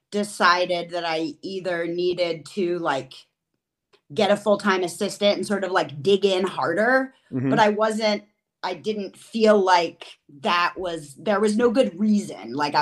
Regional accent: New Haven, Connecticut, United States; also born or lived in Austin, Texas / upstate New York / Western North Carolina; now in Madison, United States; I'm originally from New Haven, Connecticut, but I have lived in a number of places, including I spent a formative part of my youth in Austin, Texas

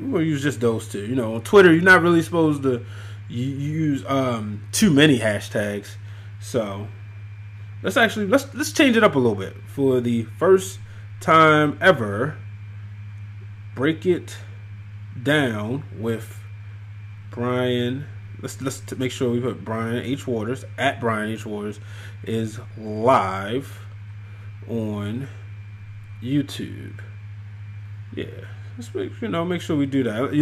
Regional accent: Baltimore, Maryland, United States; I'm from Baltimore, Maryland

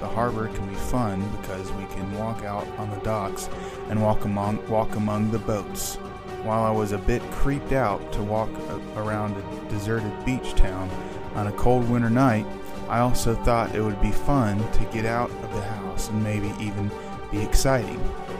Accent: New York, United States; This was a time when I was growing up in New York. We actually had a summer house in Cape Cod and spent every other weekend there if we could.

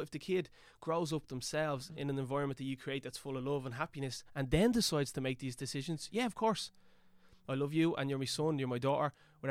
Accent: Dublin, Leinster, Ireland; I grew up in Kevin Street.

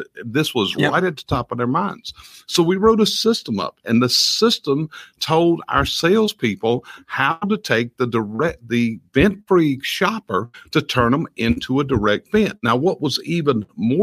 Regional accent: the South, United States; We're from the South

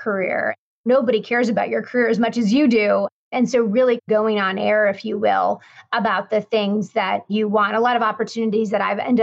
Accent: Denver, Colorado, United States; I grew up in Denver, Colorado, in the western part of the United States.

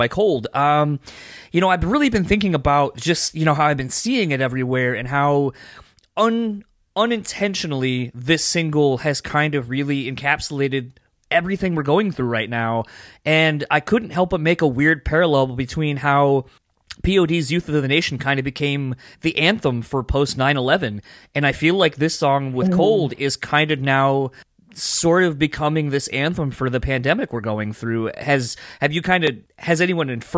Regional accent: East Coast, United States; now in Grand Rapids, United States; I'm originally from the East Coast, but I live here in the Midwest in Michigan

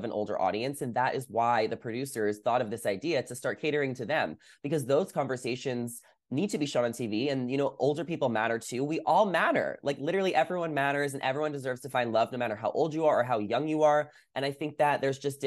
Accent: East Coast, United States; now in West Coast, United States; I grew up like on the East Coast. Now I live on the West Coast.

